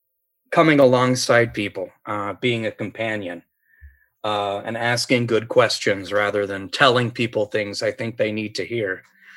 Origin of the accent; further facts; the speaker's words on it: Appalachia, United States; Well, at first I was a godless little pagan, country religion out in Appalachia. So I grew up in Appalachia.